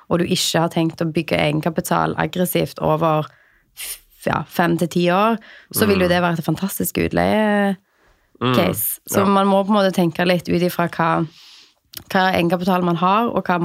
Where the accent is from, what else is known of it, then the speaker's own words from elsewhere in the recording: Stavanger, Rogaland, Norway; Og jeg er fra Stavanger og har sett på Stavanger som en investering.